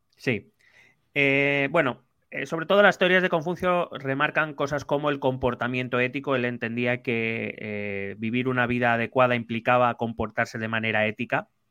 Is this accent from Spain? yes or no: yes; Spain; soy español